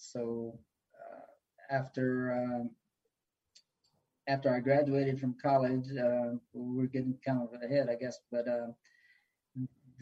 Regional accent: Louisiana, United States; moved away as an adult; also born or lived in Hilton Head, South Carolina / Highlands, North Carolina; now in Waynesville, United States; I grew up in a place in Louisiana called Marouge

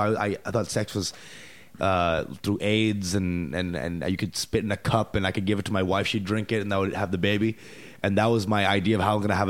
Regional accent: Plano, Texas, United States; I grew up in Plano from it's the first grade to, and then 13, 14 years after that.

